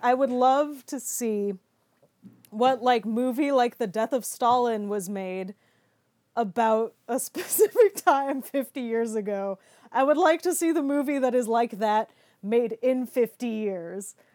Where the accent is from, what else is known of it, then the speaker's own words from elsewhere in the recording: United States; I'm an American